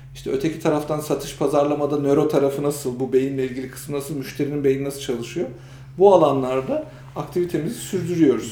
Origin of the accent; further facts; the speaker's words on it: Kırşehir Province, Turkey; now in Istanbul, Turkey; ben de Kırşehirliyim